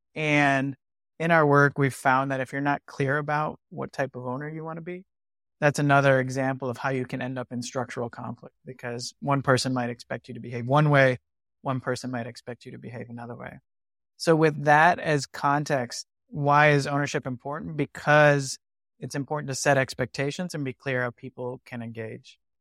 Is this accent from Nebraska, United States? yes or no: no; Michigan, United States; I'm from Michigan